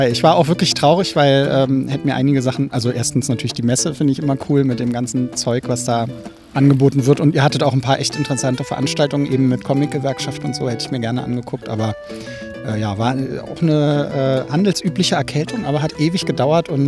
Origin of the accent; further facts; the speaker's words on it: Berlin, Germany; Ja, das ist so, als Berliner denkt man da gar nicht drüber nach.